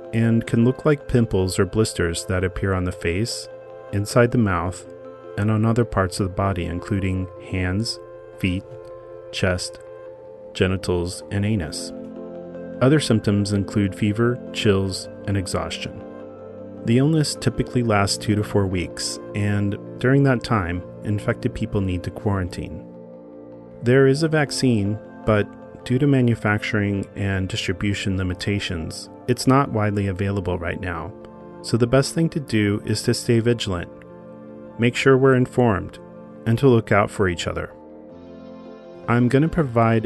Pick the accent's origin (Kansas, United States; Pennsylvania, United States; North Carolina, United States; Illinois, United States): Kansas, United States; Wichita; my hometown of Wichita, Kansas